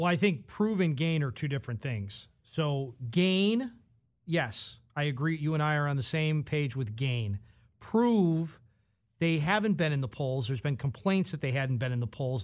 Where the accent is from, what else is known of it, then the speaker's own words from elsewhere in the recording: Alabama, United States; I am from Alabama